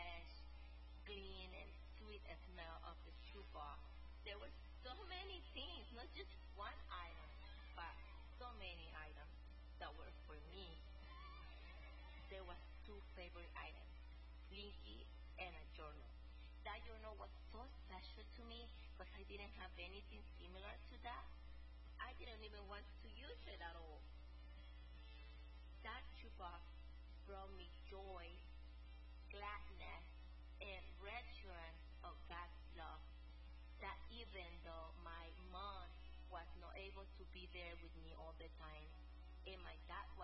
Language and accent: English; El Salvador; I am from El Salvador